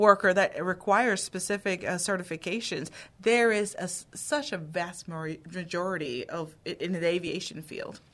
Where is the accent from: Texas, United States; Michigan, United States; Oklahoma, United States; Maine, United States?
Texas, United States; Houston; also born or lived in Dominican Republic; I was born in the Dominican Republic. I immigrated to the United States when I was seven. Um, I grew up in the Houston area